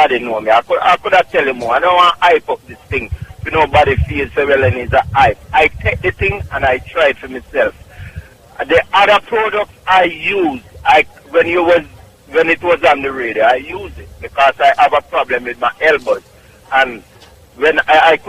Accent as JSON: {"language": "English", "town": "Clark's Town", "region": "Trelawny", "country": "Jamaica", "moved": "yes", "lives_now": "Bronx, New York, United States", "said": "Clarkstown, Jamaica, Trelawney"}